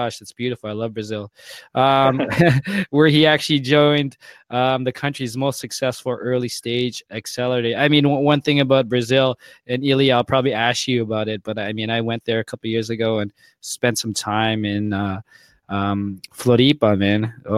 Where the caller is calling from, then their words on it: Toronto, Ontario, Canada; I'm calling in from Toronto.